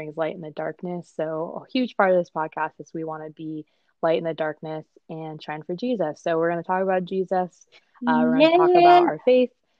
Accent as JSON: {"language": "English", "region": "California", "country": "United States", "tie": "born or raised there", "said": "I'm from California. So actually, right now I'm in California recording this"}